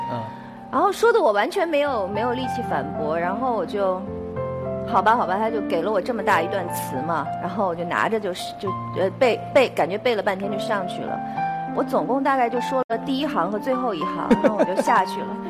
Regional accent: Beijing, China; 我小时候在北京市少年宫学的是书法

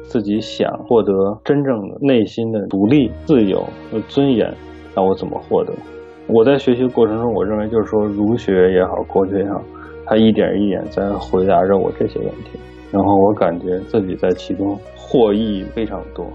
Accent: China; moved away as an adult; now in Los Angeles, United States; 我们中国人

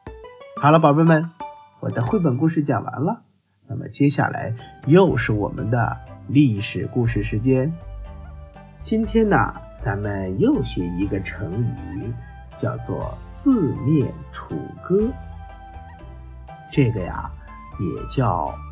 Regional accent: China; 比如说，我们中国人被称为汉人、汉民族。

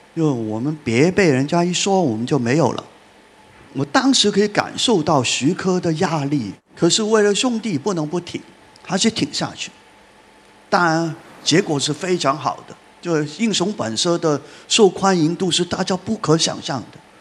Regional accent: Hong Kong; 我们在香港

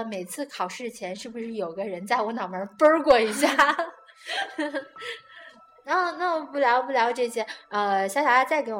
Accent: China; 嗯，这也让我们中国人感觉看片子的时候，

